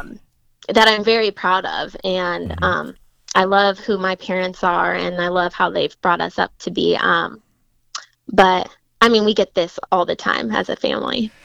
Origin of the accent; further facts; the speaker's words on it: Fort Wayne, Indiana, United States; I grew up in Fort Wayne, been here my whole life